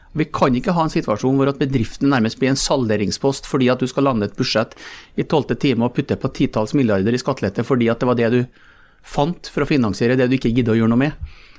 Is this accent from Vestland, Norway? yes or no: no; Malm, Trøndelag, Norway; jeg vokste opp eh, i Malm